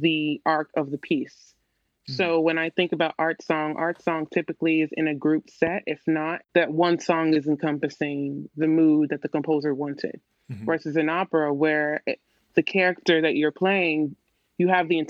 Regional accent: Little Rock, Arkansas, United States; I'm from Little Rock, Arkansas

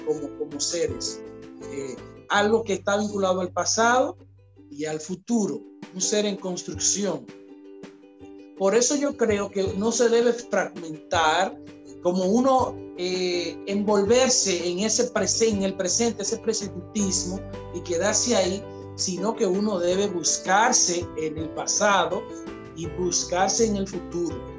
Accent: Dominican Republic; nosotros como dominicanos

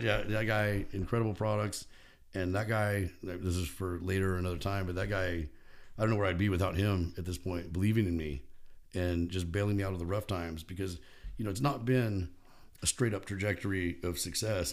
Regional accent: Bakersfield, California, United States; I grew up in Bakersfield

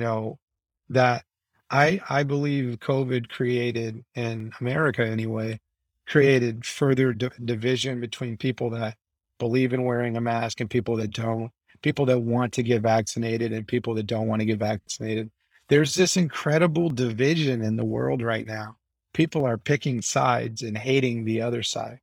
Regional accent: United States; I'm American. I grew up in a transactional society.

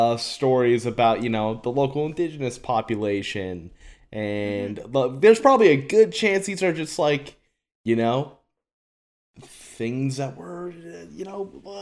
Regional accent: Canada; we have such a robust indigenous population here in Canada.

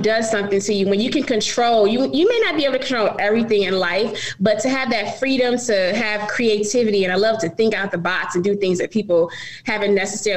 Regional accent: Richmond, Virginia, United States; We're from Richmond, my daughters and myself

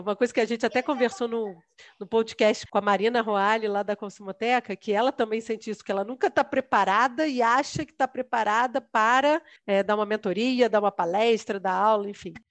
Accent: Rio de Janeiro, Brazil; moved away as an adult; Nunca tinha saído do Rio de Janeiro

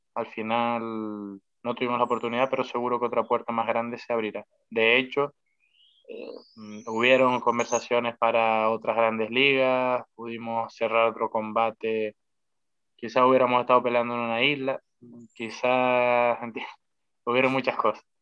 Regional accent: Spain; somos españoles

